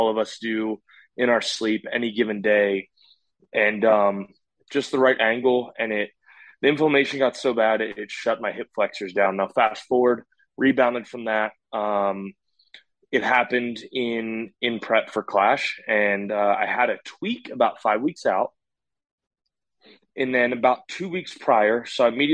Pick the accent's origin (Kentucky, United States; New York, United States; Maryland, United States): Maryland, United States; I'm from Maryland.